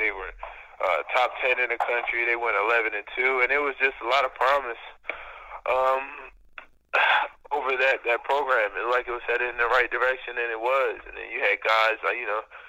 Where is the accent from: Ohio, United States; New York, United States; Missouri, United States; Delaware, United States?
Delaware, United States; Dover; I was from Dover, Delaware